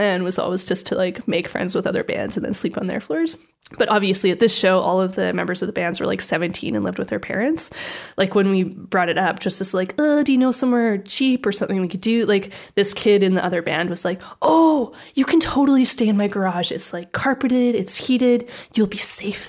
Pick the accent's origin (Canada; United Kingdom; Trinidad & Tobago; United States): Canada; from my hometown in Canada